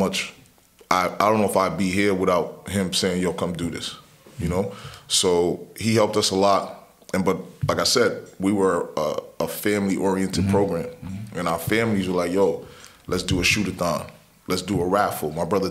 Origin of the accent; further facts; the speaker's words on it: New York City, New York, United States; also born or lived in Brooklyn / Long Island; I was born in Brooklyn, mm-hmm. right? Raised in Queens.